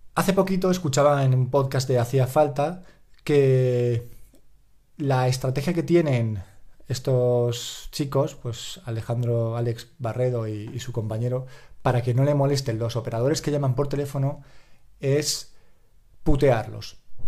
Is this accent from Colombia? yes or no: no; Valencia, Valencian Community, Spain; soy de Valencia, hablo valenciano